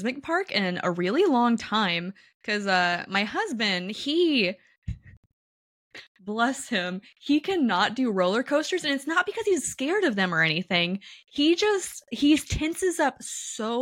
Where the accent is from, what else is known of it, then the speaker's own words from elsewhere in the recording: Kansas City, United States; I grew up in Kansas City